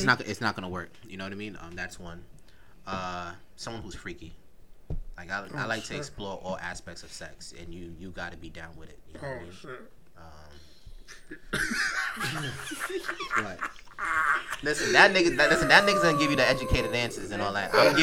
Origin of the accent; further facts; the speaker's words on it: United States; I'm American.